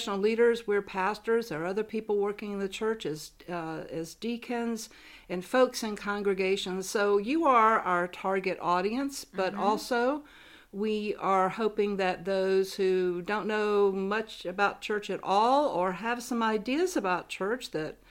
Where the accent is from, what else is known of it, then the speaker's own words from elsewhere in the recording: Columbia, South Carolina, United States; also born or lived in Chicago; I'm from Columbia, South Carolina